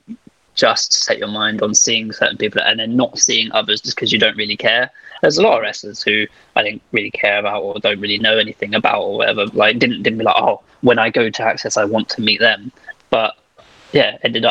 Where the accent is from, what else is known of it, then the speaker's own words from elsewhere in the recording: United Kingdom; we all do as British people